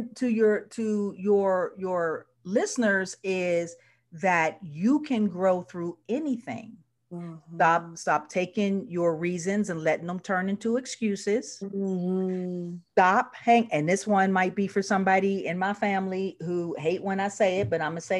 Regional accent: Pittsburgh, Pennsylvania, United States; moved away as an adult; we are the third biggest Black family in the city

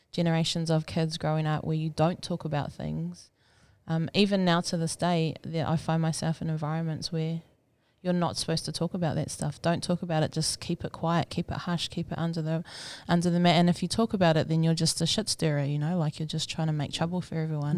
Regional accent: Rotorua, Bay of Plenty, New Zealand; moved away as an adult; also born or lived in Palmerston North; now in Auckland, New Zealand; I grew up in Rotorua um, until I was 19, and then I moved to Palmerston North for a few years, and then I pretty much moved to Auckland after

